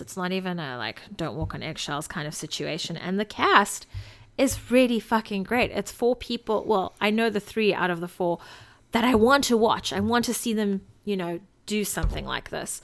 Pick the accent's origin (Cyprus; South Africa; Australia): South Africa; I'm South African